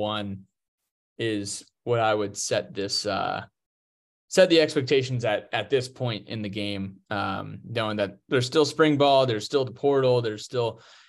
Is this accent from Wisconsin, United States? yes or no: no; New Jersey, United States; moved away; all the folks from my hometown and all my buddies who still live up there